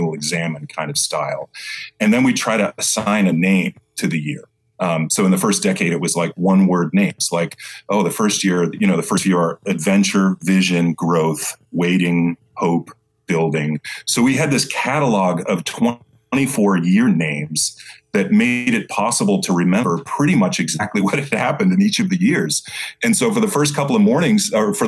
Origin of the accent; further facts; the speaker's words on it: Boston, Massachusetts, United States; I grew up in Boston